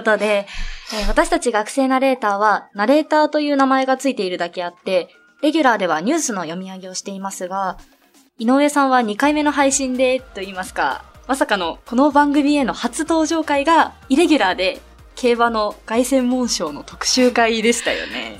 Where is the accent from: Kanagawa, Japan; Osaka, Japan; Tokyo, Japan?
Kanagawa, Japan; 神奈川県です